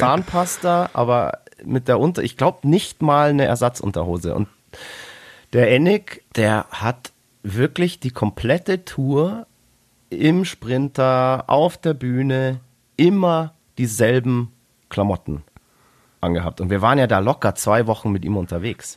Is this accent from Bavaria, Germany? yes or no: yes; Bavaria, Germany; Wir kommen aus Bayern